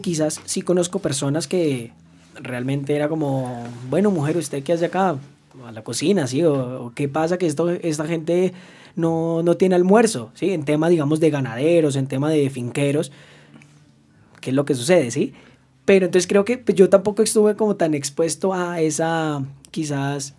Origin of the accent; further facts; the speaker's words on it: the Llanos, Arauca, Colombia; yo no soy de la capital, yo soy de Arauca, de los llanos